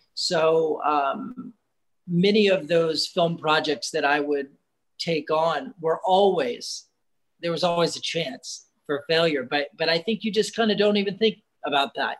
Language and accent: English; United States; being an American director.